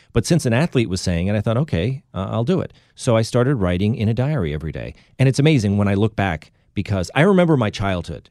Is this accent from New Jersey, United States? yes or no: no; Boston suburbs, Massachusetts, United States; we grew up in the Boston suburbs